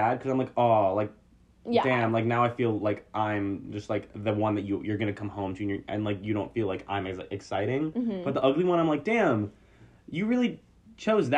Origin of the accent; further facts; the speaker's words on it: Texas, United States; now in Los Angeles, United States; I'm literally from Texas